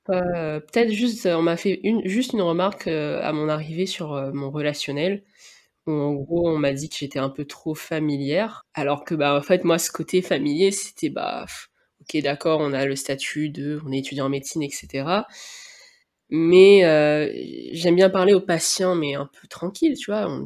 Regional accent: Réunion, France; c'est le fait que je viens de La Réunion qui est comme ça, c'est assez difficile à savoir.

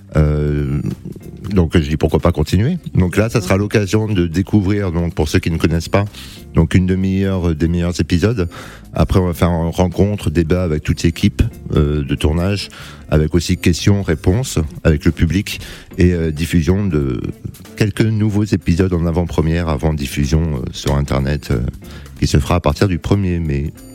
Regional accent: Cannes, Provence-Alpes-Côte d'Azur, France; moved away as an adult; now in Paris, France; je viens de Cannes et je suis monté sur Paris

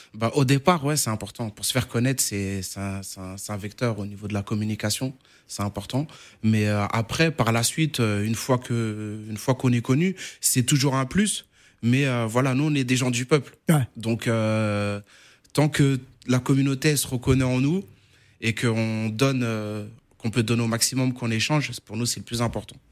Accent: Paris, Île-de-France, France; also born or lived in Cape Verde; nous, comme on est natif de Danube

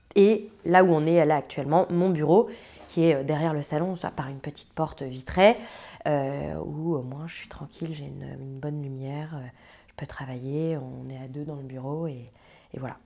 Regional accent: Croix, Hauts-de-France, France; now in Paris, France; j'ai grandi euh, à Croix, une petite ville à côté de Lille

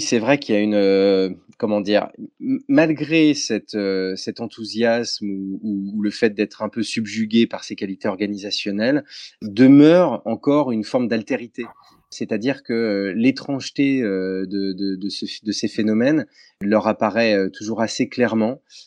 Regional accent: France; chez nous en France

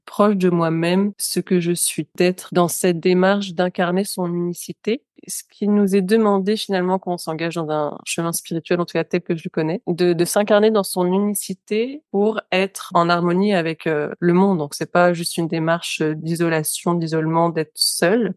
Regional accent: France; Qui suis-je, moi, en tant que Française

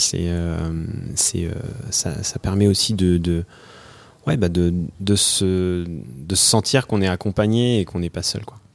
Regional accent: Thonon-les-Bains, Auvergne-Rhône-Alpes, France; moved away as an adult; also born or lived in Annecy; originaire de manière particulière euh, euh, entre lac et montagne de Haute-Savoie. Je suis né à Tonon-les-Bains et euh, je vivais à Annecy jusqu'à il y a quelques années

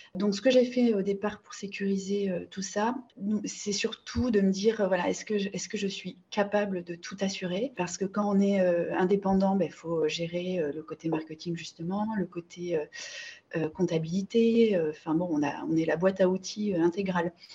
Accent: Bordeaux, Nouvelle-Aquitaine, France; je suis originaire de Bordeaux

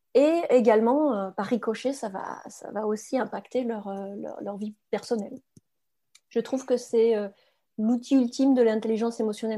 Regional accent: France; first language French; moved away as an adult; also born or lived in England; je suis quand même française

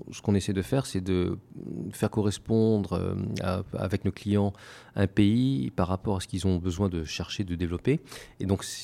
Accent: France; now in Taiwan; on est français, et quand on est français à l'étranger, quelque part, on est naturellement euh, invités à se rencontrer dans des milieux francophones, français francophones.

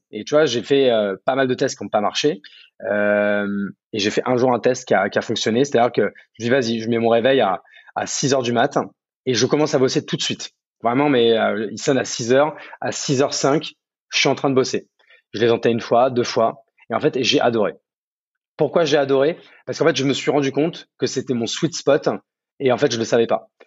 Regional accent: Champagne-Ardenne, Grand Est, France; moved away as an adult; also born or lived in Paris; now in Bordeaux, France; De base, moi, je suis né à Paris, mais j'ai vécu euh, mon adolescence jusqu'au bac en Champagne-Ardenne, à la campagne. Donc moi, je suis plutôt un, enfant de la campagne

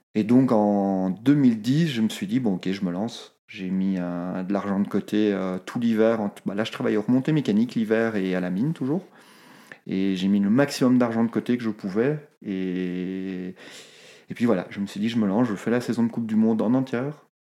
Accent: Brussels, Brussels-Capital Region, Belgium; moved away as an adult; now in Haute-Savoie, France; je viens de Bruxelles

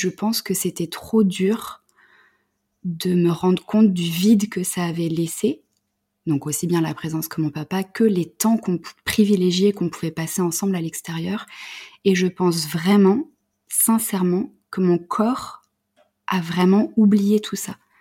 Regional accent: Paris region, Île-de-France, France; also born or lived in Creuse; je suis née en région parisienne

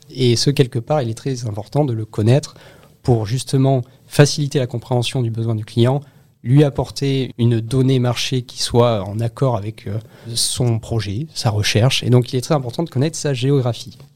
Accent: near Bordeaux, Nouvelle-Aquitaine, France; moved away; also born or lived in Toulon / London; je viens de Bordeaux, je suis originaire d'une petite ville à 20 km au sud de Bordeaux et euh, voilà j'ai grandi là-bas quelques temps

